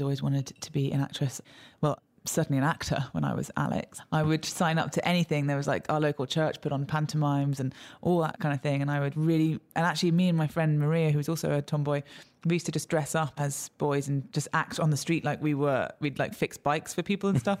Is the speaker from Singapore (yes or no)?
no; London, United Kingdom; I was born and raised in London